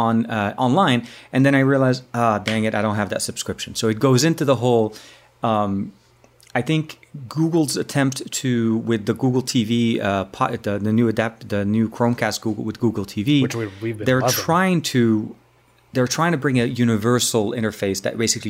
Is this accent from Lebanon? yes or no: yes; Lebanon; moved away; my home country, Lebanon.